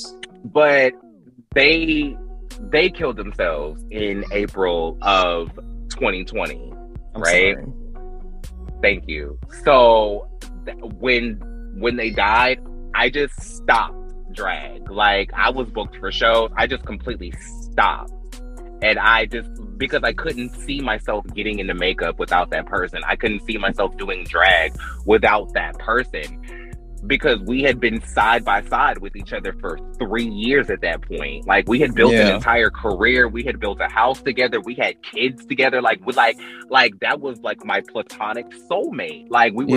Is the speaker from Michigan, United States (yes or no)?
no; North Carolina, United States; now in Alabama, United States; I'm from North Carolina